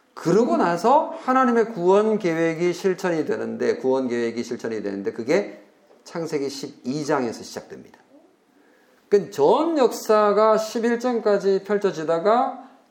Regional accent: South Korea; 우리가 한국인으로서요

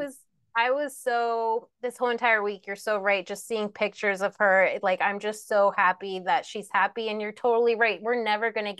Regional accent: New Jersey, United States; also born or lived in Southeast Asia; I'm from Jersey

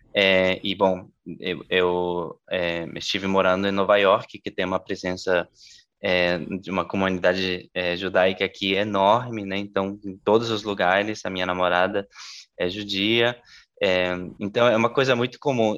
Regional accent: La Paz, Bolivia; moved away; eu, eu, nasci na Bolívia

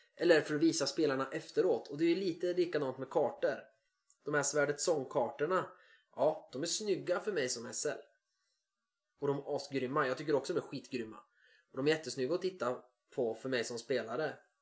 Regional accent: Sweden; jag är svensk

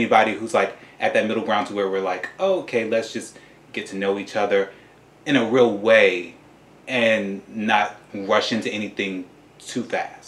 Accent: Tennessee, United States; moved away as an adult; because I'm originally from the South, I'm from Tennessee

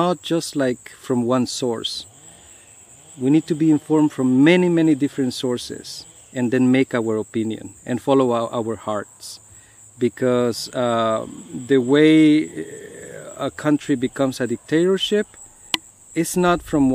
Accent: Guatemala; now in United States; I come from Guatemala, and I have seen other places.

